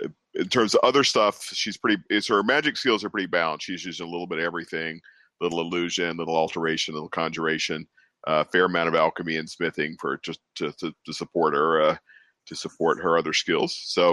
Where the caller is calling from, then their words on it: Pennsylvania, United States; I'm here joining from Michael said, the Western Philadelphia suburbs in the main line.